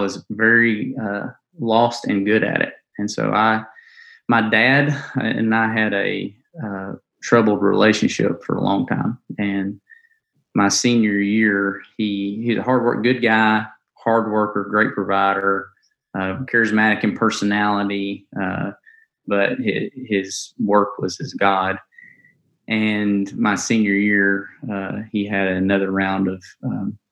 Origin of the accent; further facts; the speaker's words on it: Kimberly, Alabama, United States; now in Conway, United States; I grew up in Kimberly, Morris, Alabama area